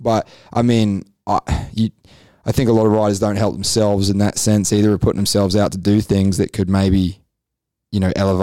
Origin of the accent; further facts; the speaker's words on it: England, United Kingdom; now in Australia; I'm English, but hey, I've been in Australia long enough